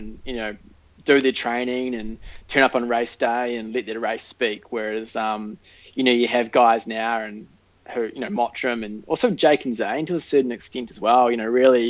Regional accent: New Zealand; You know, everybody who runs in New Zealand pretty much knows who they are

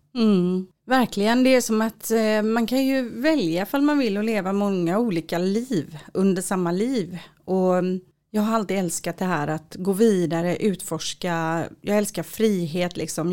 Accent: Sweden; also born or lived in Israel; jag är svensk. Jag insåg verkligen att jag är jättesvensk

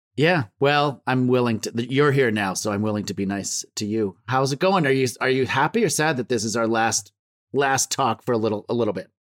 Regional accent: Ontario, Canada; I was born in Ontario

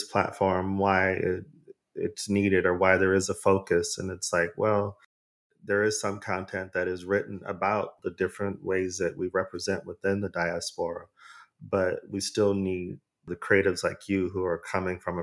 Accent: Arizona, United States; I'm from Arizona

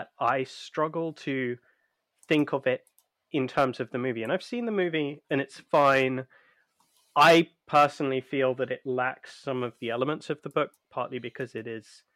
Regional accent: United Kingdom; us being British

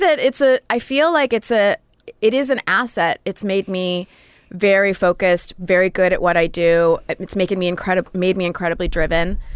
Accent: Royal Oak, Michigan, United States; moved away; A suburb of Detroit called Royal Oak

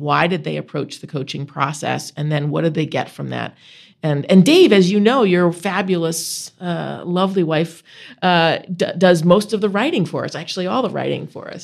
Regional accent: Buffalo, New York, United States; now in Vermont, United States; I grew up outside of Buffalo, New York, in, uh, in the suburbs

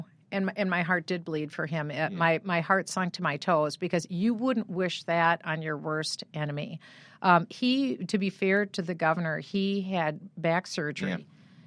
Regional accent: Iowa, United States; I was born in Iowa and I was from Iowa.

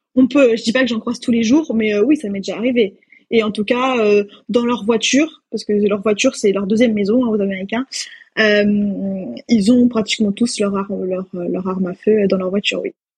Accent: France; moved away as an adult; now in Austin, United States; moi en tant que française

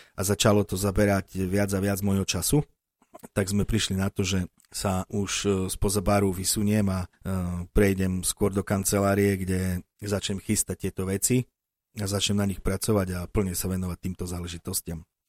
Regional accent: Slovakia; som Slovák, pochádzajúci od Tatier

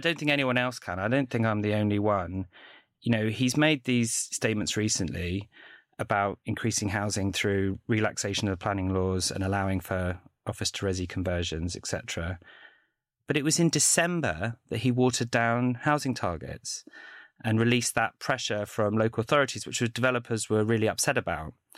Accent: London, United Kingdom; I grew up in London

